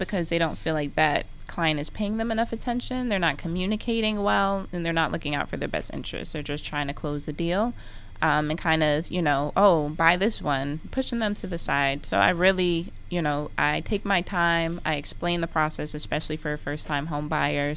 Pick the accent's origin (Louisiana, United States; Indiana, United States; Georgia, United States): Georgia, United States; Gwinnett County; I'm from Gwinnett, so I'm a Gwinnetian through and through